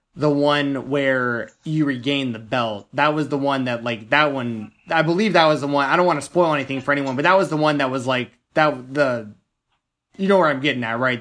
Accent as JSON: {"language": "English", "town": "Nashville", "region": "Tennessee", "country": "United States", "tie": "born or raised there", "said": "Nashville, Tennessee, my hometown"}